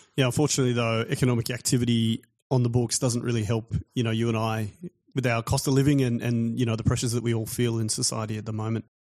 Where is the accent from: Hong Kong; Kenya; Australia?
Australia; as an Australian guy with an Australian family born here